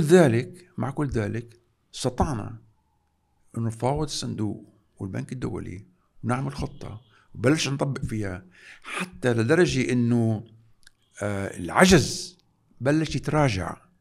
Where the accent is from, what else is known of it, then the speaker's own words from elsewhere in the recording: Lebanon; نحن كلبنانيين